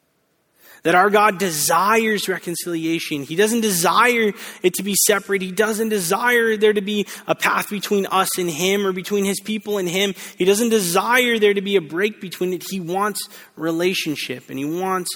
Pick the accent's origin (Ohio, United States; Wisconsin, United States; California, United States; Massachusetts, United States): California, United States; Bakersfield; now in Southern California, United States; I didn't grow up in Southern California. I actually grew up in the Central Valley, Bakersfield. And I loved growing up in Bakersfield